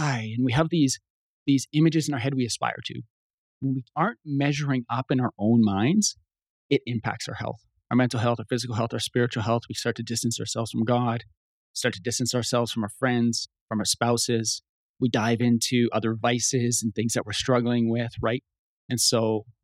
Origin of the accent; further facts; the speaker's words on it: Canada; I'm Canadian, eh?